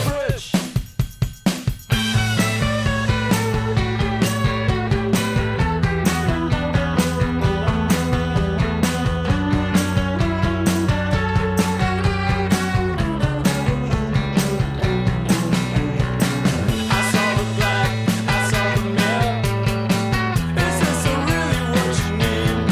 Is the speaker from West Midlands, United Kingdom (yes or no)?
yes; Coventry, West Midlands, United Kingdom; 37 was the name of the house on Grasmere Avenue where I grew up in Coventry